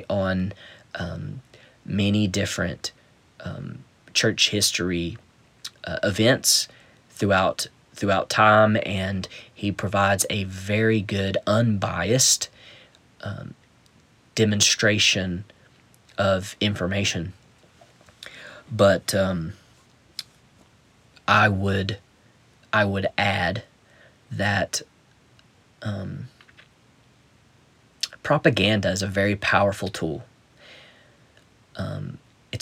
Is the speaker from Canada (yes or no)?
no; United States; I was born in America